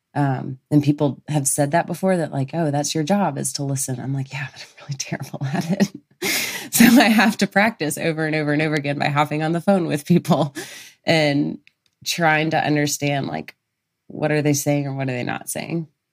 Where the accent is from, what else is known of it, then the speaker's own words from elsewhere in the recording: Birmingham, Alabama, United States; moved away; I'm from Birmingham, Alabama originally